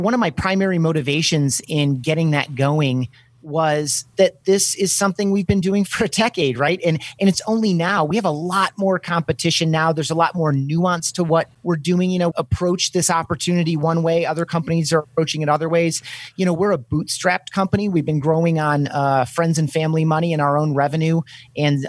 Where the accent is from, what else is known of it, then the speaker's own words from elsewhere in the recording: Grand Rapids, Michigan, United States; my hometown of Grand Rapids, Michigan